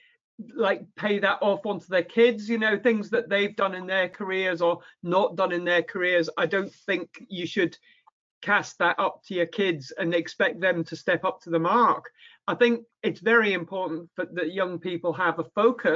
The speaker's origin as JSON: {"language": "English", "town": "Irvine", "region": "Scotland", "country": "United Kingdom", "tie": "born or raised there", "said": "I grew up in Irvine, so there's not a lot of scope for sailing in Irvine"}